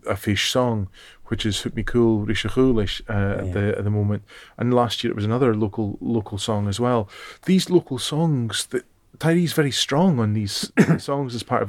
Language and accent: English; Dunoon, Scotland, United Kingdom; growing up in Dunoon, you're that strange place that's sort of not quite the Highlands, the Central Belt. It's this, you're sort of an outsider growing up in Dunoon, I always feel.